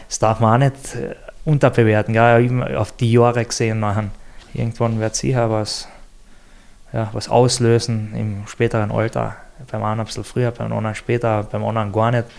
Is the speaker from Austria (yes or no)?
yes; Austria; bei uns in Österreich